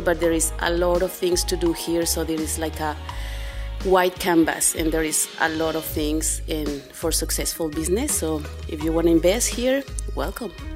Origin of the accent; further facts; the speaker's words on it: Guadalajara, Jalisco, Mexico; now in Loreto, Mexico; I'm Mexican from Guadalajara